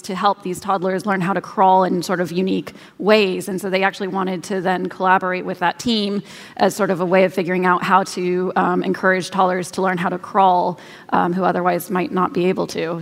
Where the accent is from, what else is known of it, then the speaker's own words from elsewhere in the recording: Kansas, United States; I grew up in Kansas